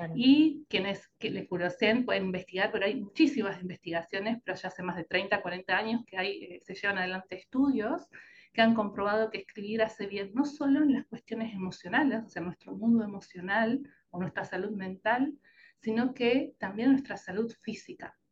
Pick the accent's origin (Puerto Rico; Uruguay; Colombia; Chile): Uruguay; moved away as an adult; now in Argentina; soy uruguaya, pero vivo en Argentina ya hace la mitad de mi vida, siempre bromeo con esto de que soy como un café con leche, mitad y mitad, la mitad de mi vida viví en Uruguay y la otra mitad en Argentina